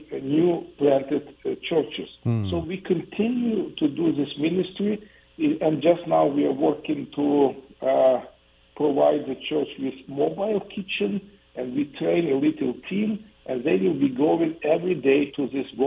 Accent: Ukraine; also born or lived in Kyiv

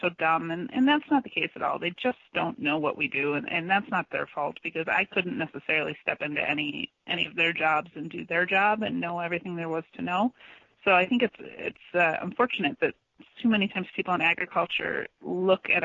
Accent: Madison, Wisconsin, United States; I grew up in Madison, Wisconsin

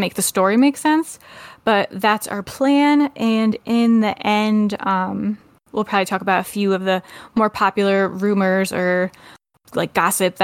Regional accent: United States; I am the American podcast host

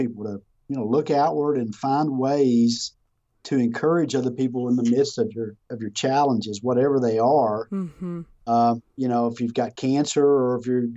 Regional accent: Texas, United States; I'm from Texas

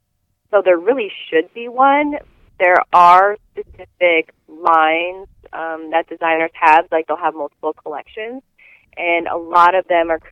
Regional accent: Connecticut, United States; also born or lived in Illinois, United States / England; I grew up here in Connecticut and in Illinois and in England

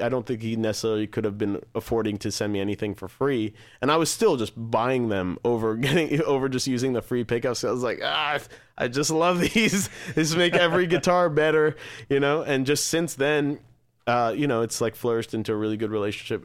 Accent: United States; as an American band

